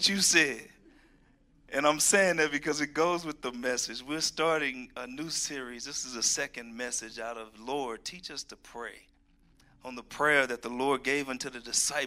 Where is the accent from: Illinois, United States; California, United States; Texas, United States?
Texas, United States; Houston; also born or lived in Georgia; now in Colorado, United States; I'm from Texas, Houston, Texas, where we see snow once every 100 years